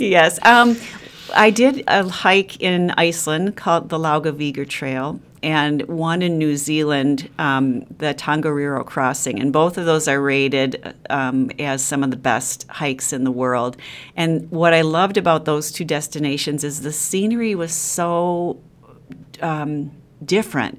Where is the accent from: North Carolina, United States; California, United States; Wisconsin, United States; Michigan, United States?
Wisconsin, United States; Sheboygan; now in Madison, United States; having grown up in Sheboygan